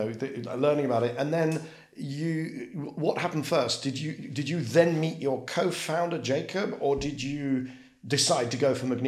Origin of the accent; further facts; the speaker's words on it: United Kingdom; I'm going to say aluminium because I'm British.